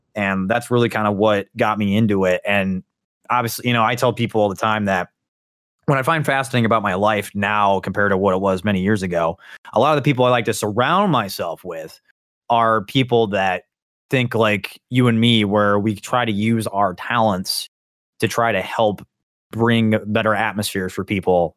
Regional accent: Indiana, United States; I'm from the state of Indiana

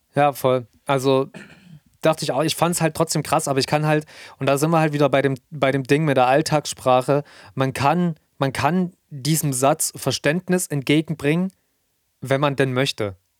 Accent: Germany; hier bei uns in Deutschland

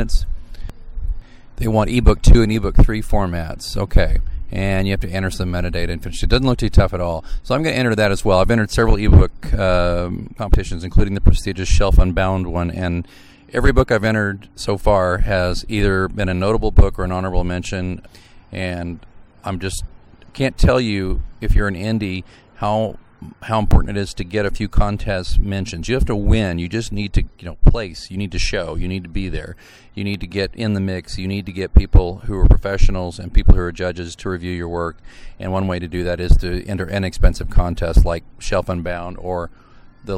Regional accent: Missouri, United States; I'm from Missouri.

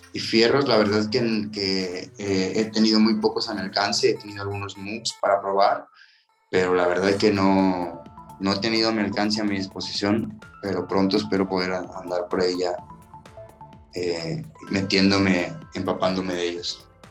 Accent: Tuxpan, Veracruz, Mexico; now in Playa del Carmen, Mexico; Yo soy originario de Tuxpan, Veracruz, sí, del norte

